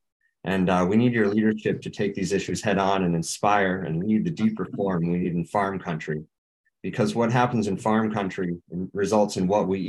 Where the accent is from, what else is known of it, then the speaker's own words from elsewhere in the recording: Hudson Valley, New York, United States; I come from New York's Hudson Valley